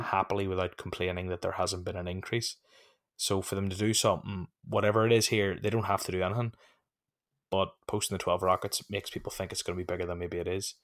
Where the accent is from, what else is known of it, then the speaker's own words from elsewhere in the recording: Ireland; I'm from Ireland.